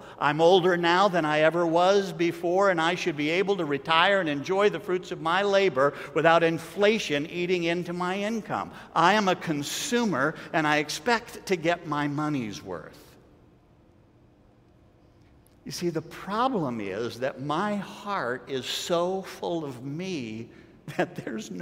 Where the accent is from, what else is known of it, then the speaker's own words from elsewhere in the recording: United States; I'm an American